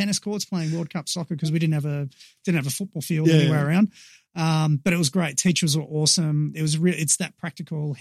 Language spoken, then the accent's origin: English; Brisbane, Queensland, Australia; also born or lived in Beenleigh; I grew up in Morningside.